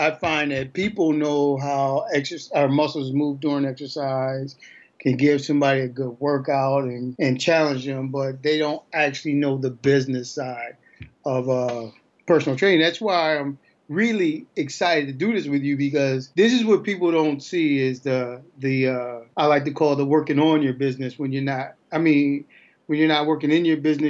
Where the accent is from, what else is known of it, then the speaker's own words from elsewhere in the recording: St. Paul, Minnesota, United States; moved away as an adult; also born or lived in Little Rock, Arkansas; I am from Minnesota, or St. Paul, Minnesota